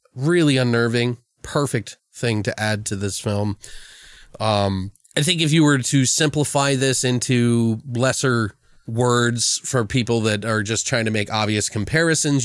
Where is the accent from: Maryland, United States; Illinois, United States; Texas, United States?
Maryland, United States; I'm from Maryland